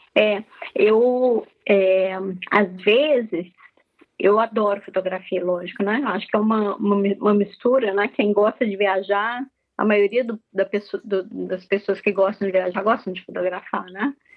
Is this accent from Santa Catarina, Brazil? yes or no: no; Minas Gerais, Brazil; also born or lived in Lake Constance, Germany; now in Germany; como uma boa mineira